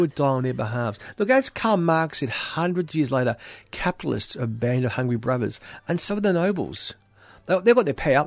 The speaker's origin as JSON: {"language": "English", "country": "Australia"}